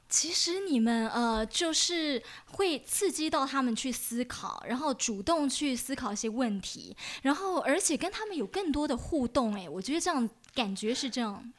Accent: Taiwan; 我们从小在台湾教育嗯，对，念书的小孩

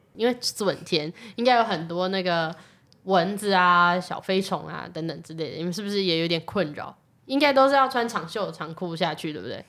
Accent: Taishan District, New Taipei, Taiwan; 我是来自泰山嘛

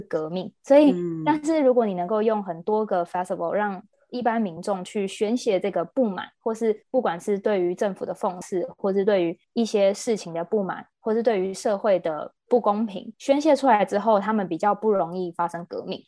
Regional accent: Taiwan; also born or lived in United Kingdom; 我们台湾人

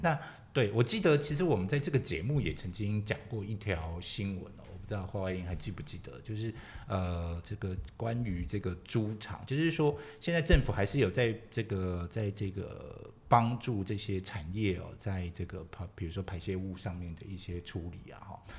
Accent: Kaohsiung, Taiwan; 本身是高雄人，我常讲，就是以前我们，以前我们小时候有住三合院啊

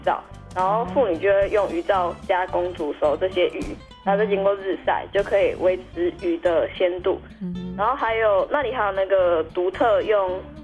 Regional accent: central Taiwan, Taiwan; moved away as an adult; now in Penghu, Taiwan; 因为我是中部人嘛

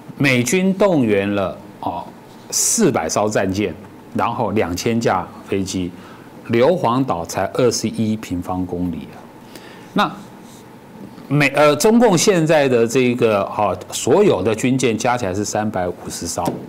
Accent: Taiwan; 跟我们台湾人讲说

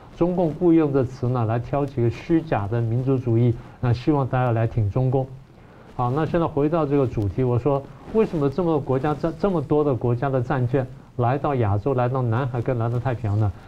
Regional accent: Taiwan; 尤其我们台湾人，尤其蓝营的朋友们

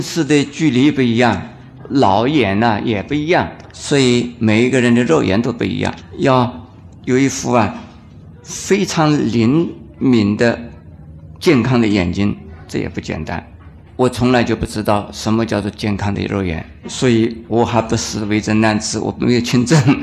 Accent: China

